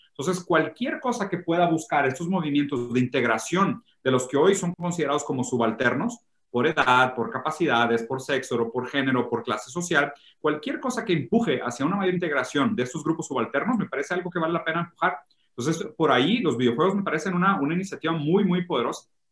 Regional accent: Brazil; Spanish is a second language; now in Mexico; soy, medio malo con el español, soy brasileño

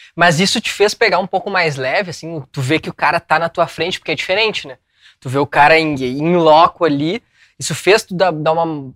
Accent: São Leopoldo, Rio Grande do Sul, Brazil; a gente é de São Leopoldo. É perto de Porto Alegre

